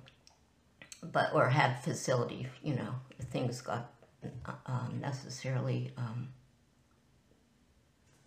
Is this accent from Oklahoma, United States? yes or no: no; Pittsburgh, Pennsylvania, United States; I was born in Pittsburgh, Pennsylvania